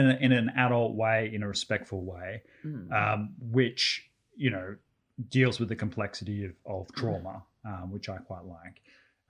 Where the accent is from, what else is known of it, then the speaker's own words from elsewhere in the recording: Australia; as an Australian